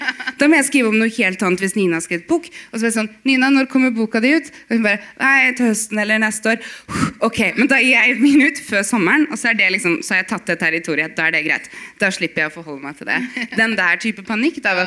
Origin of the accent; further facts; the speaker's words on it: Bodø, Nordland, Norway; Jeg er født i Bodø